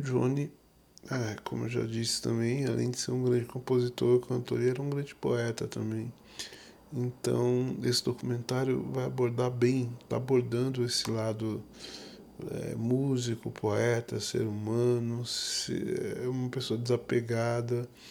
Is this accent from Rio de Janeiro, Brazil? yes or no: yes; Duque de Caxias, Rio de Janeiro, Brazil; eu sou carioca, natural de Duque de Caxias, Rio de Janeiro